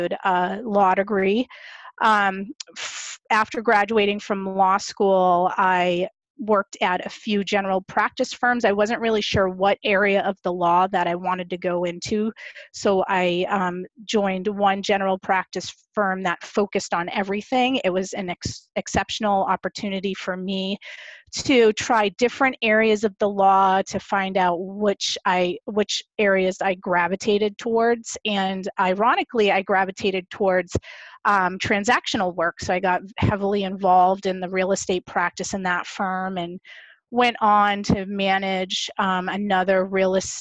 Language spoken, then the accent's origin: English; Boston, Massachusetts, United States; also born or lived in Norton, Massachusetts; I grew up in Boston, Massachusetts, lived in Roslindale until I was about 12 years old, and then moved to a suburb of Massachusetts